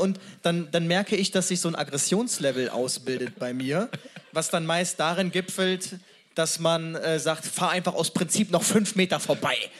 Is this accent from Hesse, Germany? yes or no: no; Cologne, North Rhine-Westphalia, Germany; Als Kölner